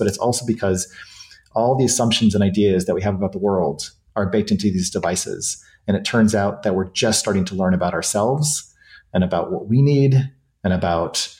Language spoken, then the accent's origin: English; New Hampshire, United States; moved away; I grew up in New Hampshire and a lot of my family is still on the East Coast